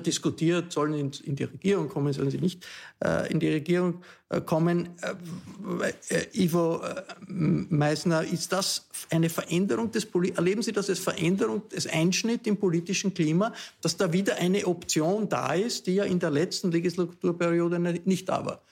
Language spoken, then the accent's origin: German; Austria; wir als Österreicher